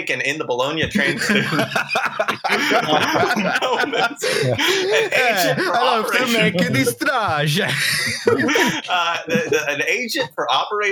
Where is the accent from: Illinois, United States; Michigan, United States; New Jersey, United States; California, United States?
Illinois, United States; Chicago; Chicago, which is my hometown.